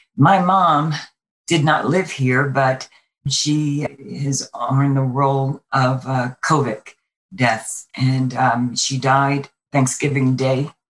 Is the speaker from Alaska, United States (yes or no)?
no; New York City, New York, United States; moved away as an adult; now in Las Vegas, United States; Originally, I'm from Brooklyn, New York. I came here with the military